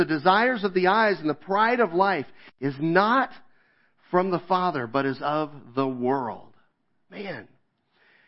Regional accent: Kansas, United States; moved away; I grew up in Kansas

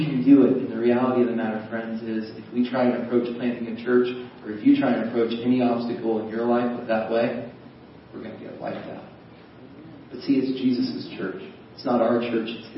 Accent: United States; I'm an American.

